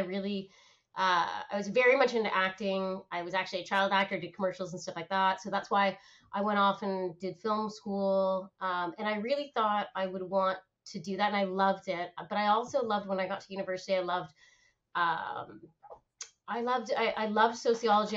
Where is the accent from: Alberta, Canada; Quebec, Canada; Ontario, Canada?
Ontario, Canada; Oakville; also born or lived in Ottawa; I grew up in Canada, so born and raised in Canada, born in Ottawa, grew up in Oakville